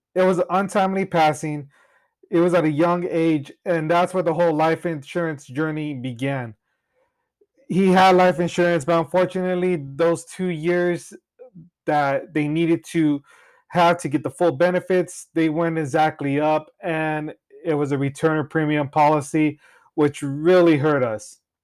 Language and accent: English; Cutler, California, United States; now in Clovis, United States; I've been born and raised in Cutler, Rosee, California